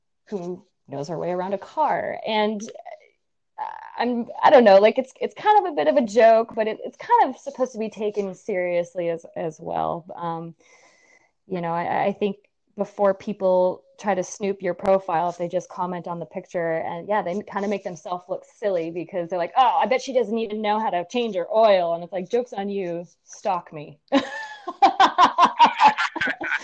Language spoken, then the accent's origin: English; United States; moved away as an adult; also born or lived in Reno; now in Vermont, United States; I'm originally from Lake Tahoe.